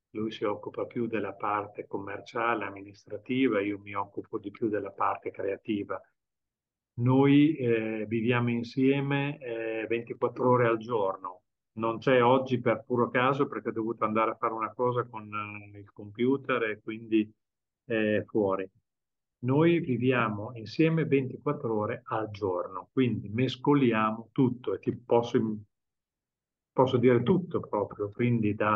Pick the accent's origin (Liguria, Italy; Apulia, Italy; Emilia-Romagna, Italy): Emilia-Romagna, Italy; Bologna; Fabio è catanese e io sono bolognese, quindi facciamo questi viaggi da Catania ad Alicante in macchina.